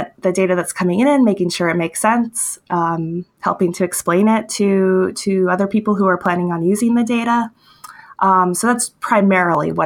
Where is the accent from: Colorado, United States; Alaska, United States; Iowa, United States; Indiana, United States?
Alaska, United States; Homer; I was born and raised in Homer, Alaska